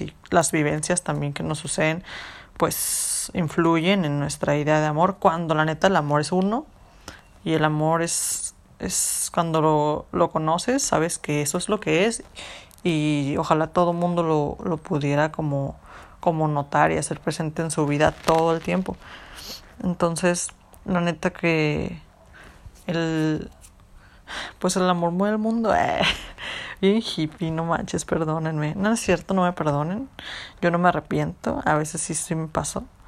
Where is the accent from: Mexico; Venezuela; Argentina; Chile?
Mexico; nosotros como cultura mexicana, en la que vivimos, en las que nos criaron